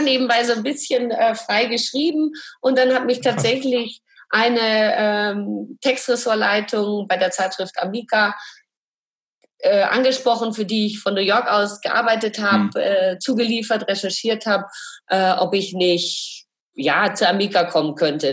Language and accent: German; Franconia, Bavaria, Germany; also born or lived in Munich; Ich komme auch aus Bayern